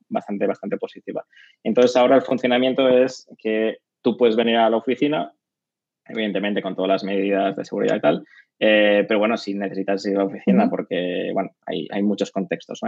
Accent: Barcelona, Catalonia, Spain; soy de Barcelona, catalán

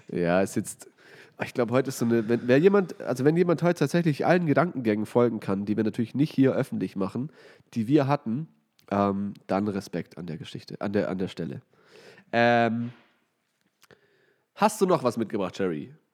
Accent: Weinstadt, Baden-Württemberg, Germany; ich komme aus Weinstadt und da gibt es halt sehr viel Wein, wie der Name schon sagt.

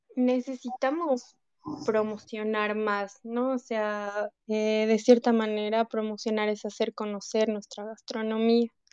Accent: Bolivia; como bolivianos

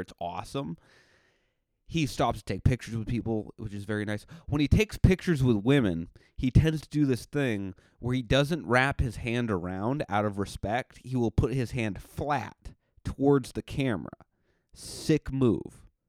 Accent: New England, United States; I'm from New England

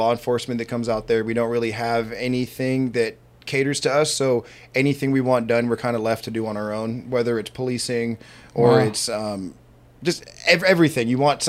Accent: Honeydew, California, United States; I was born and raised in Honeydew

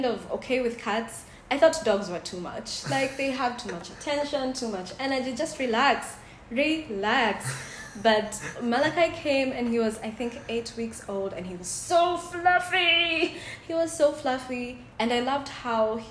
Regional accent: Kenya; I'm from Kenya

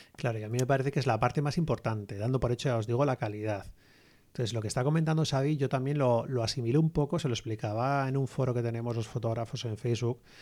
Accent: Basque Country, Spain; nosotros somos del País Vasco

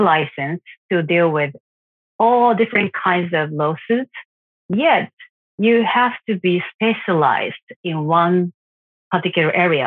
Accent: Japan; I'm from Japan.

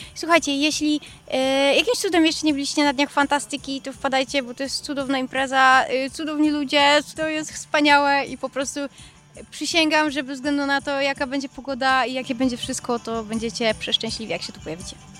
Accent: Wrocław, Lower Silesian Voivodeship, Poland; jesteśmy z Wrocławia

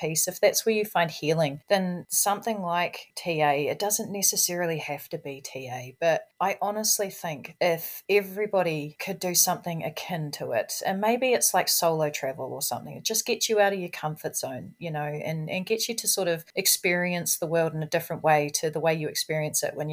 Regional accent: Ashburton, Canterbury, New Zealand; also born or lived in Australia / Christchurch; I grew up in Ashburton. I actually grew up 10 minutes from where I live now, so I haven't gone far.

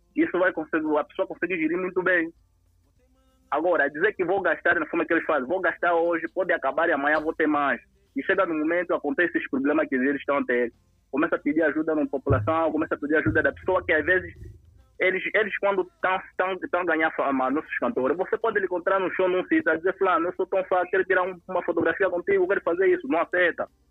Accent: Moxico, Angola; eu sou do Mochico

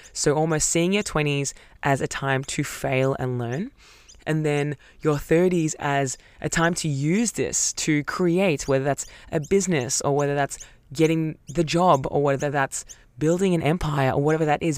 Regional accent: Melbourne, Victoria, Australia; Growing up in Melbourne

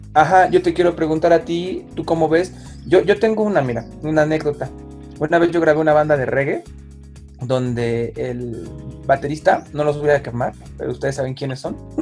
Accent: Mexico City, Mexico; yo como soy de originario del DF

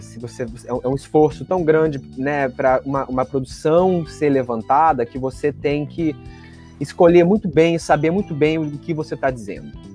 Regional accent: Rio Grande do Sul, Brazil; eu que sou gaúcho também

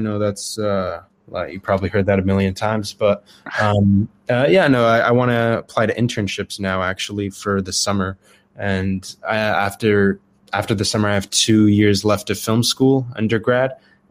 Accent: Dubai, United Arab Emirates; moved away as an adult; also born or lived in Arizona, United States; now in California, United States; I was born in Arizona, but I lived most of my life in Dubai, actually. So I lived there from when I was like 8 to the end of high school, and then I moved to California for college.

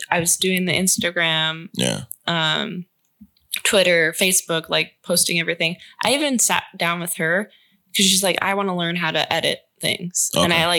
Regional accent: Newark, New Jersey, United States; born there; Well, my mom, I was born in Newark, New Jersey.

